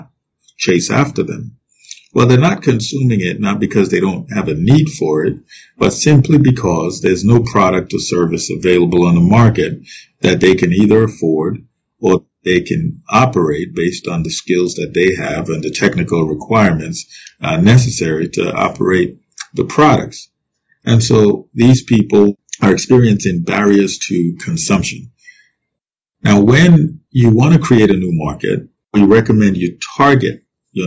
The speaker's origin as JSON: {"language": "English", "country": "Nigeria", "tie": "born or raised there", "said": "I grew up in Nigeria, and I grew up eating noodles"}